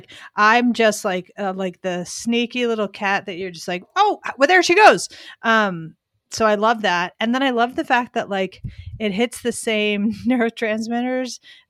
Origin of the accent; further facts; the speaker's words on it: Pennsylvania, United States; So I'm from Pennsylvania. I grew up not in that area, but like Delaware, Montgomery County.